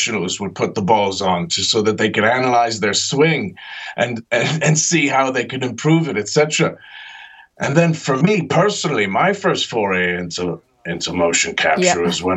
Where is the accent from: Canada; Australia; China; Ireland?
Ireland; moved away; also born or lived in New Jersey, United States / Britain; I was born in New Jersey, grew up in Ireland, and I trained in Britain.